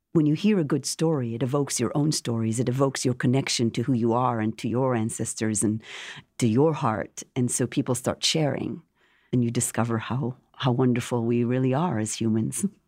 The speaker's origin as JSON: {"language": "English", "town": "Jerusalem", "region": "Jerusalem District", "country": "Israel", "tie": "born or raised there", "moved": "as an adult", "lives_now": "Washington, D.C. area, United States", "said": "growing up in Jerusalem, coming to this country"}